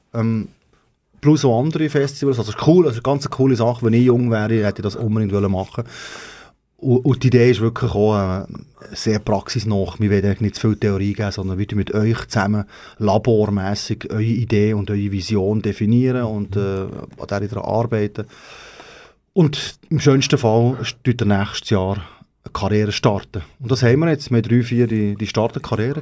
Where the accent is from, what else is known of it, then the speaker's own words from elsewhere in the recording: Switzerland; dort, wo ich herkomme, ist der grösste Graben.